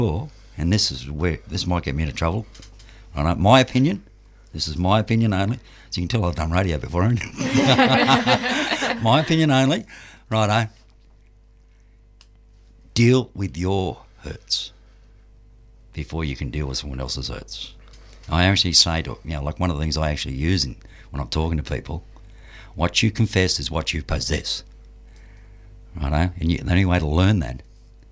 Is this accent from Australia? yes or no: yes; Frankston, Victoria, Australia; I'm from Franganistan. Frankston.